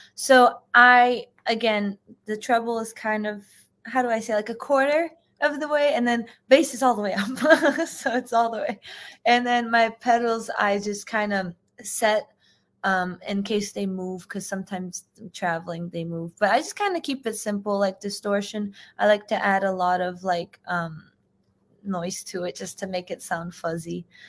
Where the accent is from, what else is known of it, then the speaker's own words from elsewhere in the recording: United States; I'm first generation, so I was born in, in the U.S.